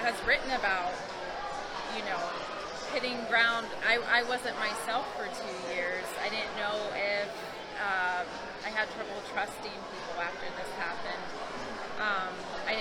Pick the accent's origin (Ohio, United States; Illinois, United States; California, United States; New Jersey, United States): Ohio, United States; I'm originally from Ohio